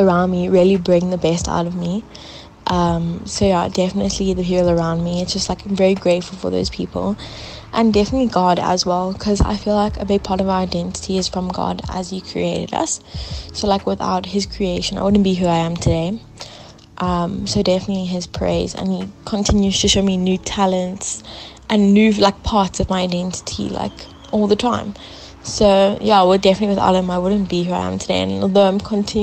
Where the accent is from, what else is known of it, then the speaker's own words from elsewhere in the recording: Johannesburg, Gauteng, South Africa; I'm from Johannesburg